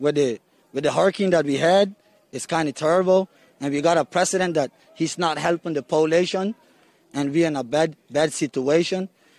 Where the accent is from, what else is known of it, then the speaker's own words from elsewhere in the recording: Roatán, Bay Islands, Honduras; moved away as an adult; I'm from Roatan. Born and raised islander, and that's where I will live.